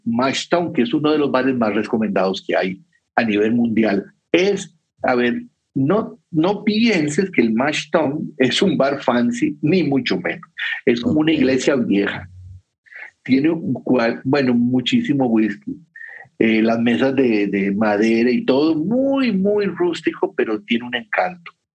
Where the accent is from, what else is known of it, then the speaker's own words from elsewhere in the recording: Costa Rica; yo soy de Costa Rica